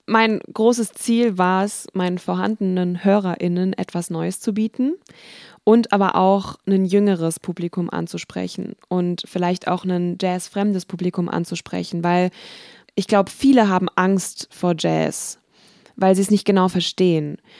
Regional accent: Wiesbaden, Hesse, Germany; ich komme ja aus Wiesbaden

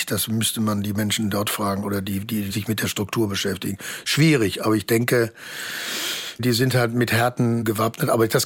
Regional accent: Bochum, North Rhine-Westphalia, Germany; moved away; also born or lived in Hamburg / Munich / Cologne; Ich bin auch, äh, freue mich auch darüber und habe da eine tolle Zeit verlebt in meinem

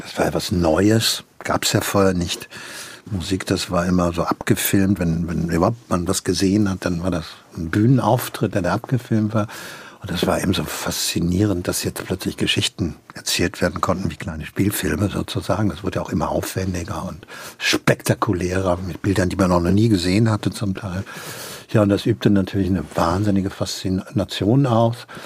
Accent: Hagen, North Rhine-Westphalia, Germany; also born or lived in Gronau; habe ich meine ganze Jugend äh, in Hagen in Westfalen verbracht

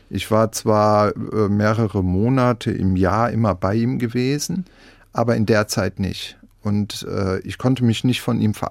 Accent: Rhineland-Palatinate, Germany; Also im Wald bin ich im Westerwald sozusagen groß geworden.

